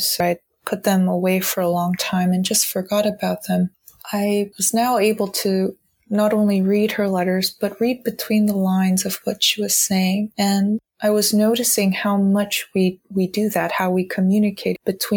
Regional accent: the Bay Area, California, United States; I was born and raised in California in the Bay Area

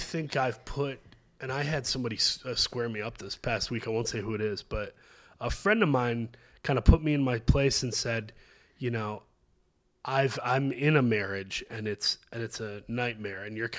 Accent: Midwest, United States; I'm from the Midwest. I love Chicago. Spent time here from Michigan.

